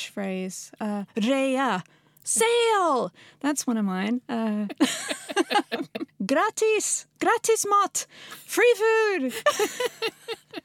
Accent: United States; now in Sweden; as an American

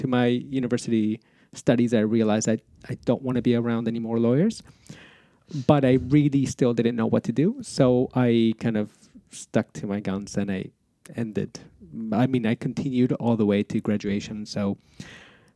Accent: Toronto, Ontario, Canada; moved away as an adult; also born or lived in Buenos Aires, Argentina / Spain; now in Sweden; When I was 9, my parents moved to Toronto from Buenos Aires

